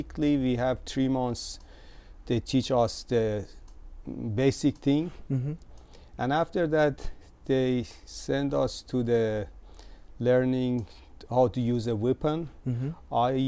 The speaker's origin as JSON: {"language": "English", "town": "Tehran", "region": "Tehran Province", "country": "Iran", "tie": "born or raised there", "moved": "as an adult", "lives_now": "Japan", "said": "I was born in Tehran"}